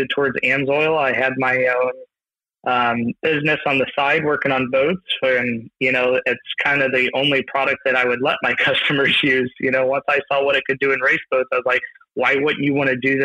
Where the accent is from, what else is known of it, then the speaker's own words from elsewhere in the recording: Missouri, United States; I'm originally from Missouri